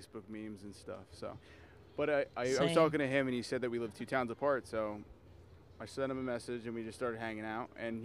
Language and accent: English; New Jersey, United States; We're from Jersey